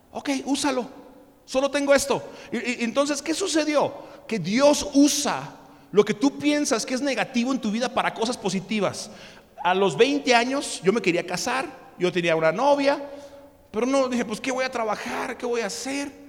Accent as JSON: {"language": "Spanish", "country": "Mexico", "tie": "born or raised there", "also_born_or_lived": "United States", "said": "Y, entonces yo no podía trabajar porque, bueno, sí saben que yo nací en Estados Unidos, ¿verdad?"}